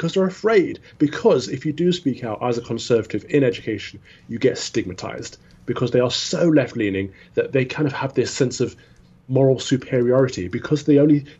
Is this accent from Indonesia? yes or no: no; Midlands, United Kingdom; I grew up in the Midlands